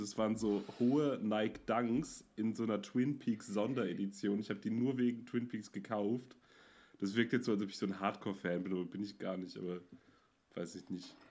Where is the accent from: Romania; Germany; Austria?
Germany; Münster, North Rhine-Westphalia; moved away; ich komme ja aus Münster und da hatten wir früher einen Club